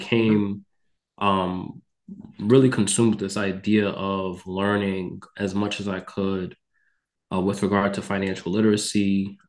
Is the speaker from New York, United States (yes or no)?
yes; Mount Vernon, New York, United States; moved away as an adult; also born or lived in Texas / Connecticut; I am from Mount Vernon, New York, which is a city in Westchester County. I grew up experiencing aspects of poverty